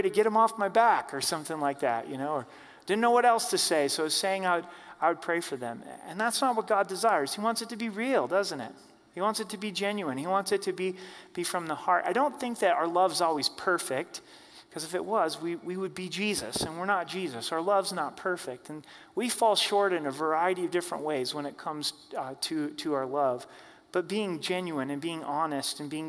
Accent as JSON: {"language": "English", "region": "Oregon", "country": "United States", "tie": "born or raised there", "moved": "yes", "lives_now": "Colorado, United States", "said": "I grew up in Oregon, live here in Colorado"}